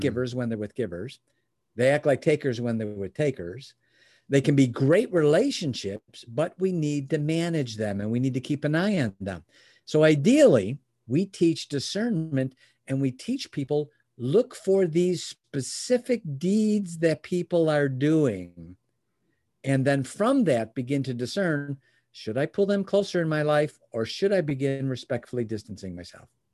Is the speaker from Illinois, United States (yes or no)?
yes; Chicago, Illinois, United States; moved away as an adult; now in Michigan, United States; I was born in Chicago. Um, uh, I'm in Michigan now, but, but the first thirty years of my life, I was in Illinois